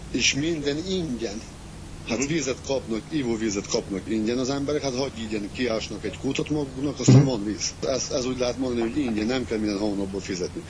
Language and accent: Hungarian; Transcarpathia, Zakarpattia Oblast, Ukraine; also born or lived in Hungary; itt nőttem föl, itt vannak az ismerősöm